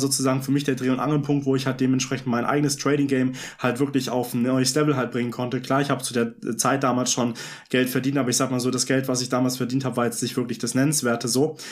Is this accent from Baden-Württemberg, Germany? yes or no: yes; Vaihingen an der Enz, Baden-Württemberg, Germany; Ich komme aus äh, Feigen an der Enz